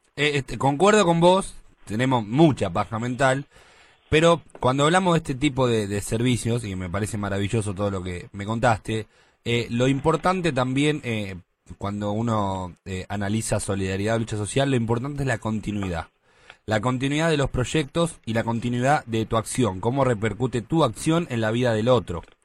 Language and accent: Spanish; Buenos Aires, Argentina; yo soy de Mataderos.